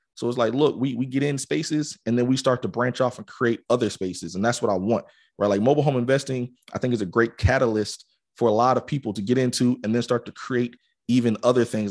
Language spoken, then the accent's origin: English; Atlanta, Georgia, United States; I grew up in Atlanta